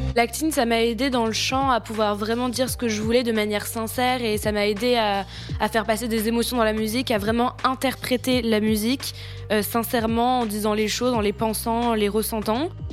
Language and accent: French; Tours, Centre-Val de Loire, France; moved away; J'ai fait, euh, une école de chant à Tours, parce qu'à la base, du coup, je viens de Tours